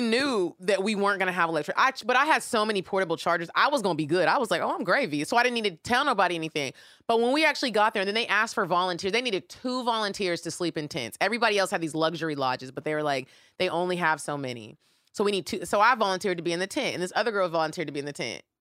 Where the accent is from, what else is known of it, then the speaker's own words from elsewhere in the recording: Atlanta, Georgia, United States; We're from Atlanta, Georgia, in the States